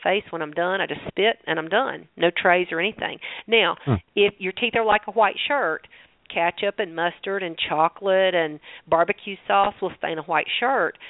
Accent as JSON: {"language": "English", "region": "the South", "country": "United States", "accent": "southern", "said": "my southern accent."}